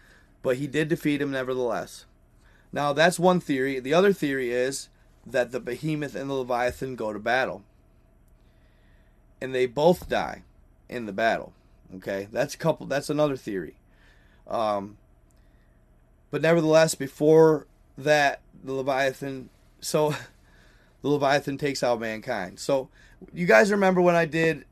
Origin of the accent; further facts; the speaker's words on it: Michigan, United States; moved away; I'm from Michigan